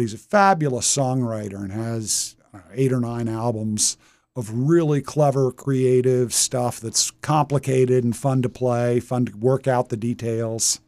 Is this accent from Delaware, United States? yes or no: yes; Wilmington, Delaware, United States; I was born in Wilmington. Dad was a DuPonter.